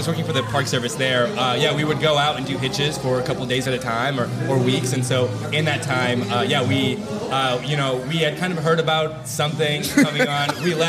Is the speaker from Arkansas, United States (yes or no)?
yes; Arkansas, United States; moved away as an adult; also born or lived in Alaska; now in Chicago, United States; So I actually am not from Chicago. I was born and raised in Arkansas all the way up until I was like 22.